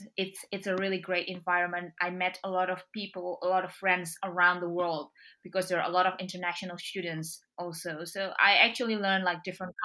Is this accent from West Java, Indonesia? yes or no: no; Yogyakarta, Special Region of Yogyakarta, Indonesia; English is a second language; moved away as an adult; now in Sydney, Australia; I was born in Yogyakarta. It's in Indonesia. So it's kind of like a big city, but it's more traditional.